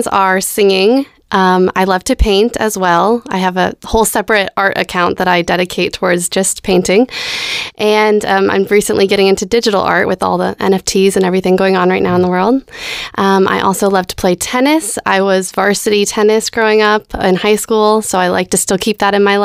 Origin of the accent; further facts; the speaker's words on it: Colorado, United States; moved away as an adult; now in Nashville, United States; I'm originally from Colorado